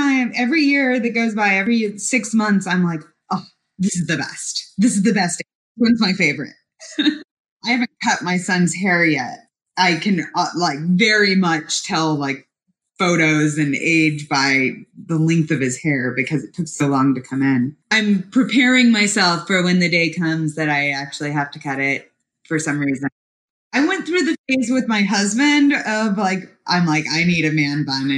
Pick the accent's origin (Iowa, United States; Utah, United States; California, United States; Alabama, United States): Utah, United States; Park City; moved away as an adult; also born or lived in Memphis, Tennessee / Boulder, Colorado / New York City / Southwest Michigan; now in Chicago, United States; Until I was 9, I was in Memphis, and then 9 through 18, I was in Park City, Utah